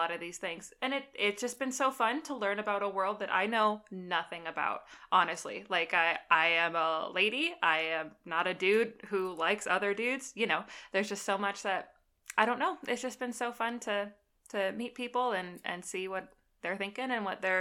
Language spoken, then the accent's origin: English; Minneapolis, Minnesota, United States; I am also from the Minneapolis area where Kevin is from. We went to the same high school together.